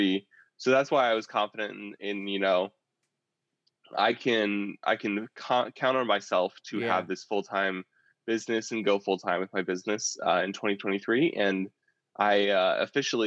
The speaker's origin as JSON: {"language": "English", "region": "Indiana", "country": "United States", "tie": "born or raised there", "said": "I came back in August to my hometown of Indiana"}